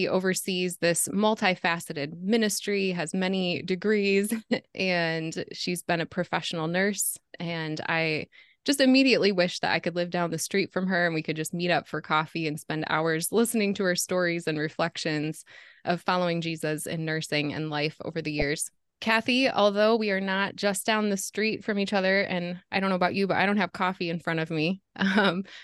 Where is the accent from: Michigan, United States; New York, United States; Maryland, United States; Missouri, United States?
Michigan, United States; Southeast; moved away as an adult; now in Jacksonville, United States; I've lived most of my life in Southeast Michigan, which I've been told is rather obvious from my accent